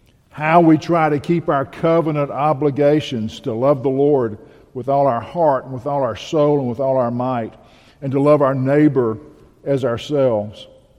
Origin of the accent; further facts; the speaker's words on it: Bahia, Brazil; I grew up in Bahia.